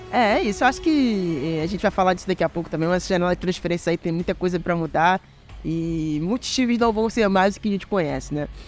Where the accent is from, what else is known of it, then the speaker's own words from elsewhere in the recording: Brazil; a gente, como brasileiro